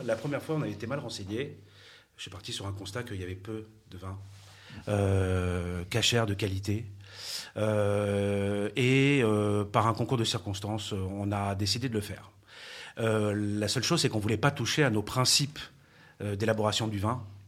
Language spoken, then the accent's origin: French; Paris, Île-de-France, France; moved away; je suis parisien d'origine